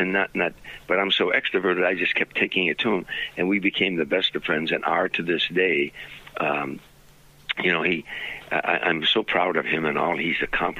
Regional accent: Harvey, Illinois, United States; moved away as an adult; now in Sherman Oaks, United States; As a little boy growing up in Harvey

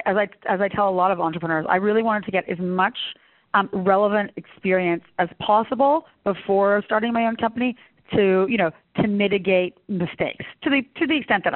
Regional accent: Canada; I think being Canadian, you're sort of equal parts European and equal parts American, if that makes any sense.

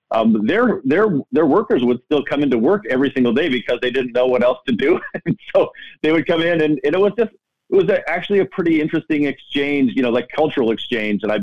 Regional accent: Midwest, United States; You know, I'm from the Midwest.

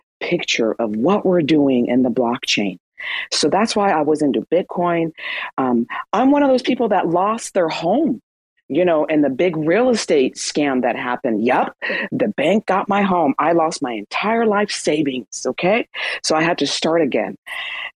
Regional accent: Iran; moved away; I'm Iranian. I was born in Iran.

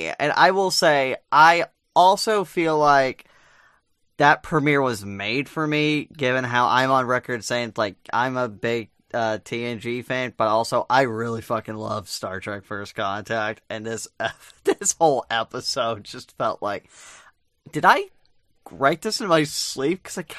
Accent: Texas, United States; I was born in Texas

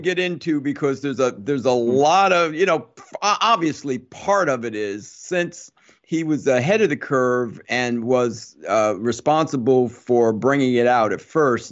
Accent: New Jersey, United States; growing up in Jersey

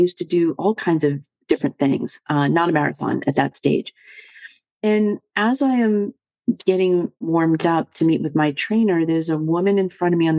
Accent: Boston, Massachusetts, United States; I was born and raised in the Boston area

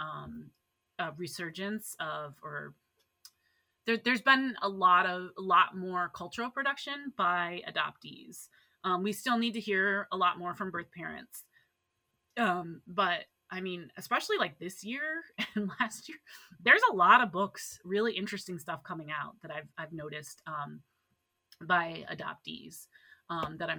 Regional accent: Ann Arbor, Michigan, United States; now in Minnesota, United States; I grew up in Ann Arbor, Michigan

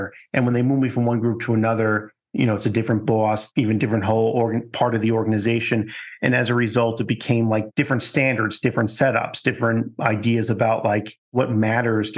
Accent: Long Island, New York, United States; growing up in Long Island

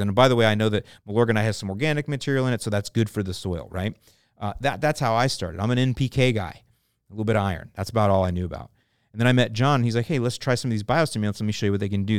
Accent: St. Petersburg, Florida, United States; I was born in Pinellas County, and, uh, my lawn growing up was Bahia. Most of the lawns in my neighborhood were. I grew up off of forty-sixth Street and twenty-third Avenue North.

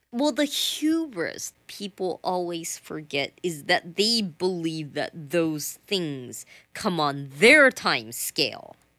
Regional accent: the South, United States; I'm from the South

